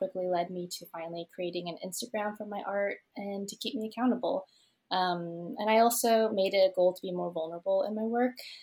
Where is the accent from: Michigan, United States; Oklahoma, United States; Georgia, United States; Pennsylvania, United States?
Oklahoma, United States; Tulsa; also born or lived in Vietnam; I was born in Vietnam and moved to the States when I was one, and I've been in Tulsa, Oklahoma since I was six